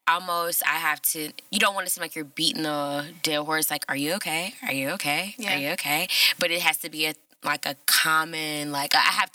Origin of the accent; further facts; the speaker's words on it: Cincinnati, Ohio, United States; I'm born and raised in Cincinnati.